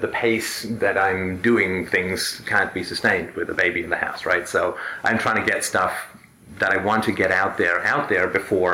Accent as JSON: {"language": "English", "country": "United Kingdom", "said": "I'm British"}